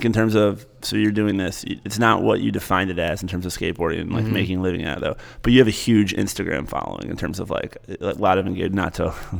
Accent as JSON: {"language": "English", "region": "Midwest", "country": "United States", "said": "It seems like Ohio, I'm from the Midwest as well."}